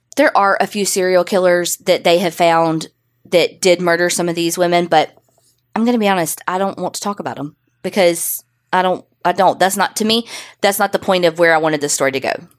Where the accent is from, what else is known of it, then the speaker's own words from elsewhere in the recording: Canada; we're Canadian